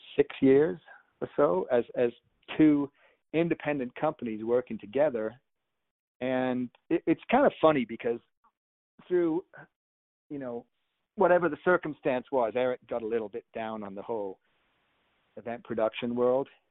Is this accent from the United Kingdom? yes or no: yes; United Kingdom; I'm from the United Kingdom